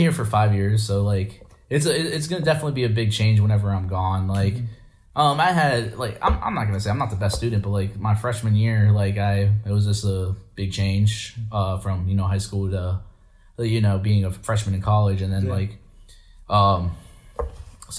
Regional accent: Chambersburg, Pennsylvania, United States; also born or lived in Shippensburg; I'm only from Chambersburg. I'm only gonna be living there to get off my feet

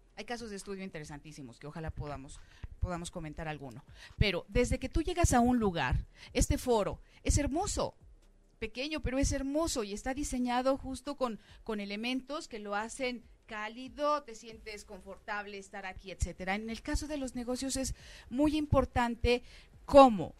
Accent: Mexico; como mexicana

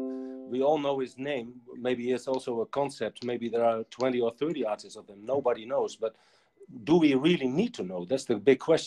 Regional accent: Netherlands; I'm from Holland

